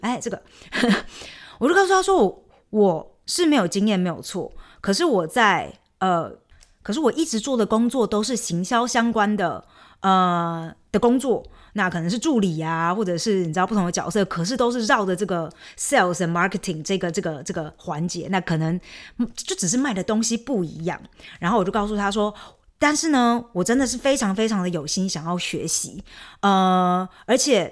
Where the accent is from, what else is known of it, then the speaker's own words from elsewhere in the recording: Chiayi, Taiwan; moved away as an adult; also born or lived in Taipei; now in Germany; 我嘉义人，哎，小时候成绩还不错，然后所以有，啊，顺利地考上嘉女，然后就是嘉义女中啦